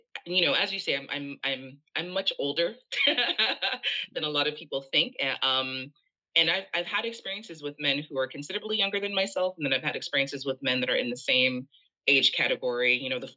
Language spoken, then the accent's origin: English; Jamaica; now in Canada; I am originally from Jamaica. I live in Canada.